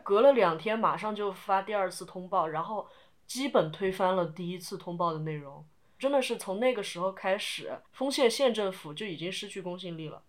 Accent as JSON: {"language": "Chinese", "region": "Sichuan", "country": "China", "said": "我本身是四川人嘛"}